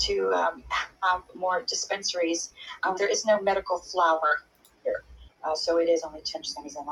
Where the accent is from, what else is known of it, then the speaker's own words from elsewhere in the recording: Texas, United States; as a Texan